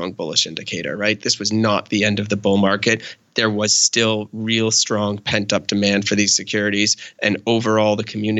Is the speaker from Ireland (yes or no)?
no; Canada; I'm Canadian